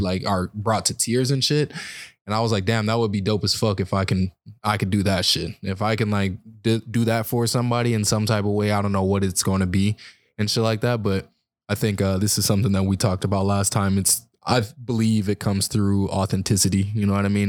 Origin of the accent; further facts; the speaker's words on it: California, United States; now in Arizona, United States; I'm originally from California